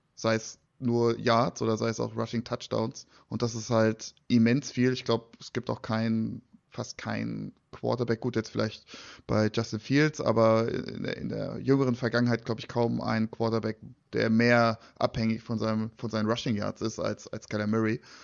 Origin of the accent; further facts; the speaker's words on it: Frankfurt, Hesse, Germany; Als Frankfurter